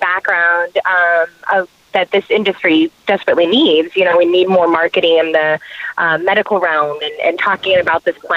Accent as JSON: {"language": "English", "region": "New Mexico", "country": "United States", "said": "I am from New Mexico."}